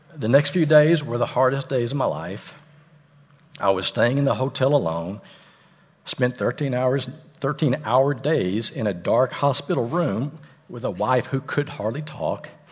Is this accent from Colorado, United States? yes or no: no; Fort Worth, Texas, United States; I'm from Fort Worth